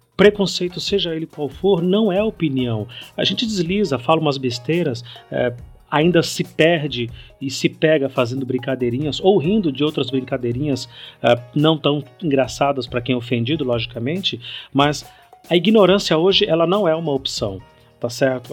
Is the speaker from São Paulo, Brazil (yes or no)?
yes; São Paulo, Brazil; also born or lived in Bahia; eu sou baiano de nascimento, passei a minha vida toda aqui em São Paulo, mas eu sou baiano de nascimento